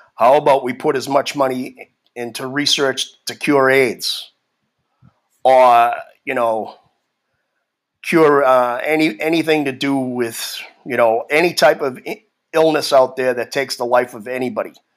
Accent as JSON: {"language": "English", "town": "Boston", "region": "Massachusetts", "country": "United States", "tie": "born or raised there", "moved": "yes", "said": "I grew up in Boston, in Massachusetts, probably the most liberal state in the country"}